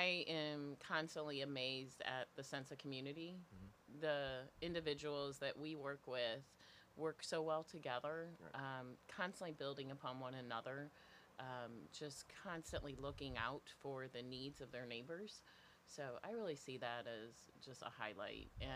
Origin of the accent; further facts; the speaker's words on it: St. Louis, Missouri, United States; moved away as an adult; now in Naperville, United States; I'm actually originally from St. Louis and moved here about 16 years ago